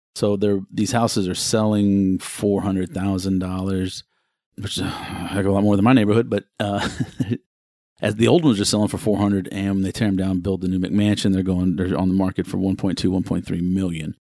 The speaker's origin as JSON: {"language": "English", "town": "Houston", "region": "Texas", "country": "United States", "tie": "born or raised there", "said": "I was born and raised in Houston."}